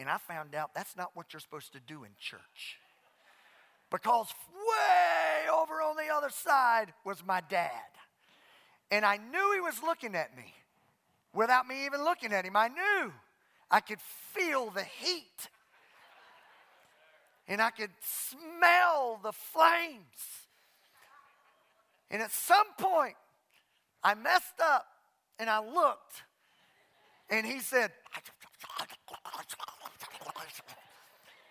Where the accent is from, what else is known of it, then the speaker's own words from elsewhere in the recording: Southwest Louisiana, United States; The church I grew up in Southwest Louisiana